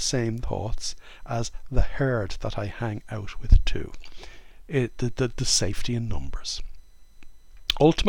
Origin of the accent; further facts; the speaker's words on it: Ireland; I grew up in Ireland in the late 1950s, the early 1960s.